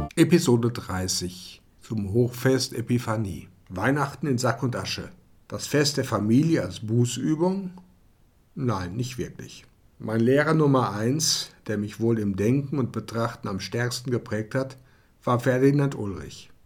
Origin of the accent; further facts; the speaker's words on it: Germany; moved away as an adult; also born or lived in Odessa, Ukraine; ich als Deutscher